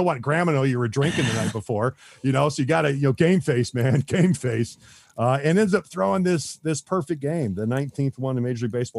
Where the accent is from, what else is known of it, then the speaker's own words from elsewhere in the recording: Columbus, Ohio, United States; because we grew up in Columbus